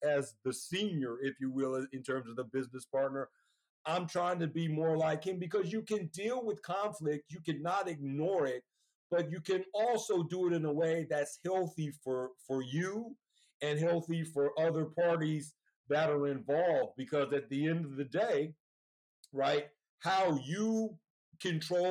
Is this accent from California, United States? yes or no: yes; Oakland, California, United States; now in Sacramento, United States; I grew up in Oakland, California.